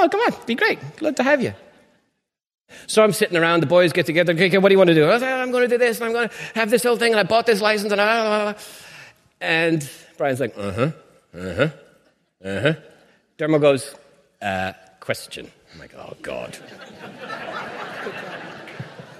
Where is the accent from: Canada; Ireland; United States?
Ireland; moved away